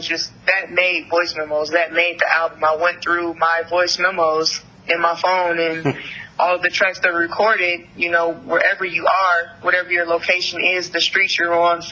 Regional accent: Detroit, Michigan, United States; also born or lived in Ann Arbor; I am born and raised in Detroit. I've been out here my whole life for the most part

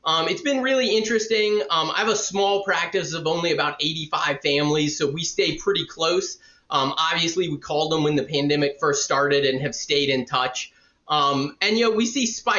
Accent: Savannah, Georgia, United States; also born or lived in Florida; now in Atlanta, United States; I was born and raised in Savannah, Georgia

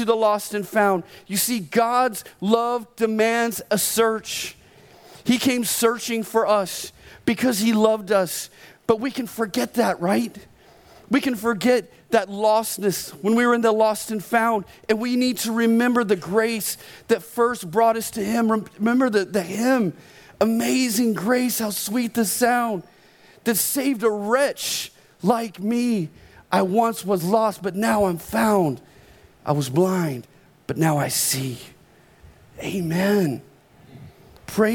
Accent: Oklahoma, United States; I was born in Oklahoma

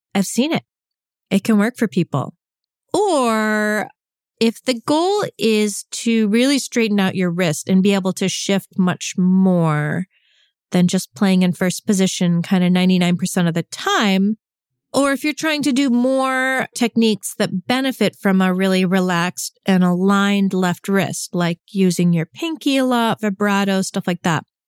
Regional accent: New York, United States; I grew up in New York, which is not New England

